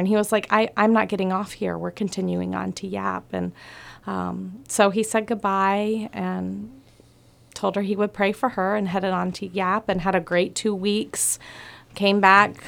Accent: Atlanta, Georgia, United States; moved away as an adult; now in Palau; I'm from Atlanta

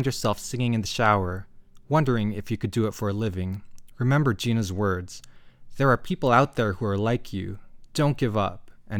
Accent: Canada; us Filipino Canadians

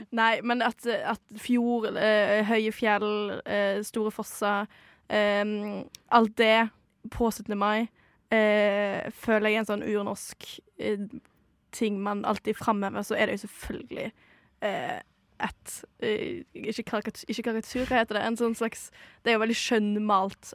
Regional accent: Modalen, Vestland, Norway; moved away as an adult; now in Oslo, Norway; Mo er da der jeg kommer fra.

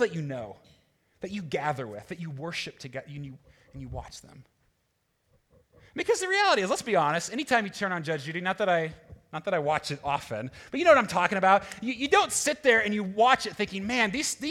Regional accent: United States; being American

